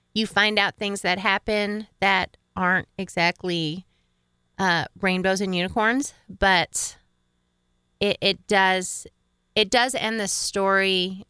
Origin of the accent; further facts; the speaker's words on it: upstate New York, United States; I grew up in upper state New York